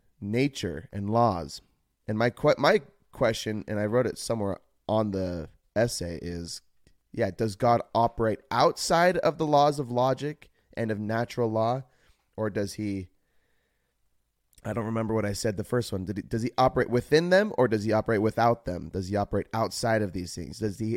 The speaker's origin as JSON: {"language": "English", "region": "Utah", "country": "United States", "tie": "born or raised there", "said": "I grew up in Utah, in the U.S. of A., and was raised a Mormon, and Christianity is the only religion that is within my family."}